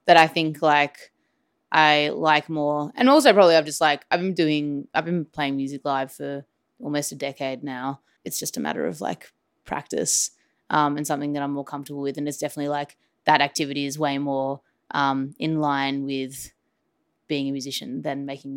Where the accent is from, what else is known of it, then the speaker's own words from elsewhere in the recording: Melbourne, Victoria, Australia; I'm an artist from Melbourne, Australia